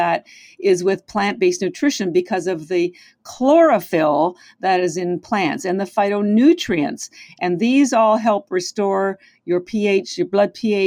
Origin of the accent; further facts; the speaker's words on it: Canada; now in Boston, United States; I am Canadian. I live in Boston, but our Canadian healthcare system is quite different